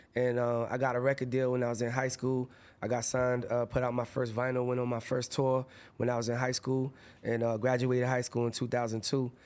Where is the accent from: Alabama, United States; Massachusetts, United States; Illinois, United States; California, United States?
Massachusetts, United States; Lawrence; I'm from Lawrence